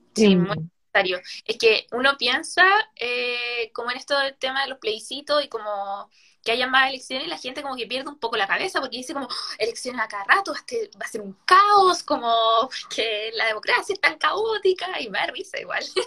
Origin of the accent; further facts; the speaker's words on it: Chimbarongo, O'Higgins, Chile; Yo soy de Chimbarongo, de la sexta región